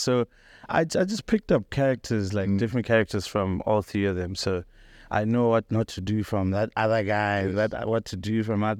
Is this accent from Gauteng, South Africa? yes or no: no; Polokwane, Limpopo, South Africa; moved away as an adult; also born or lived in Johannesburg; I was born and raised in Polokwane